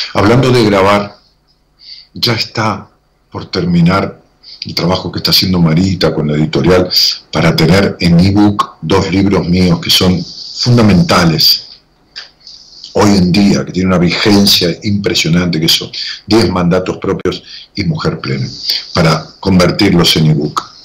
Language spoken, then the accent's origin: Spanish; Ramos Mejía, Buenos Aires Province, Argentina; mi pueblo, Ramón Mejía, que le digo pueblo cariñosamente